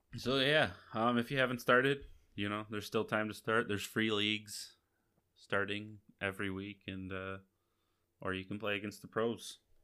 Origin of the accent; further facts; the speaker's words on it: Akron, Michigan, United States; I'm from Akron," and they haven't heard of my little tiny town